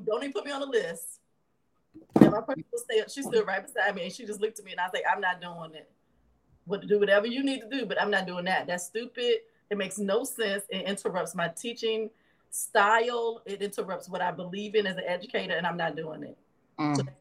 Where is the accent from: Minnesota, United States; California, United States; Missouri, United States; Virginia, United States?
Virginia, United States; Lawrenceville; now in Memphis, United States; So I grew up in Lawrenceville, Virginia